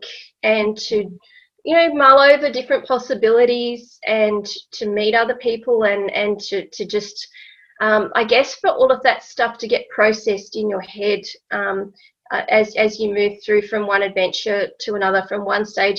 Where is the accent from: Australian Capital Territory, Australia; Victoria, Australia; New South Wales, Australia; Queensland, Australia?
Australian Capital Territory, Australia; Canberra; also born or lived in United Kingdom; I grew up in Canberra, but my dad was an academic, so he did work overseas a little while. So I was very lucky to be able to live overseas a couple of times when I was young.